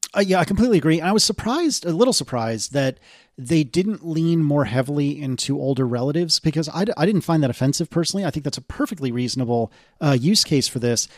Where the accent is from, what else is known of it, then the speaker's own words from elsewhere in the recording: United States; I'm an American